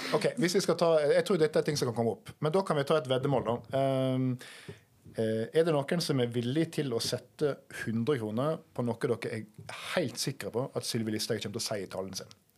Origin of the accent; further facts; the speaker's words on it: Norway; ganske nærme der jeg kommer fra